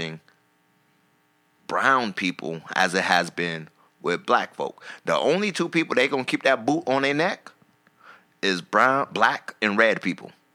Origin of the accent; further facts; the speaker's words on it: South Carolina, United States; I'm from South Carolina